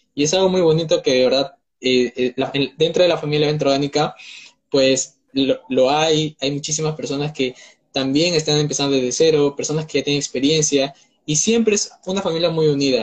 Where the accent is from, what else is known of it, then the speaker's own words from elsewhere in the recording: Peru; tengo 19 años, soy de Perú